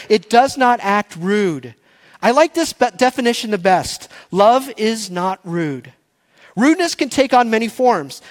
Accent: Texas, United States; I was born and raised in Texas. My first words were y'all and barbecue

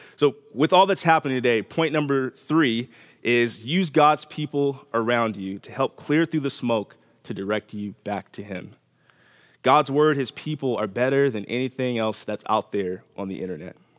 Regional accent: Los Angeles, California, United States; moved away; I'm from Los Angeles

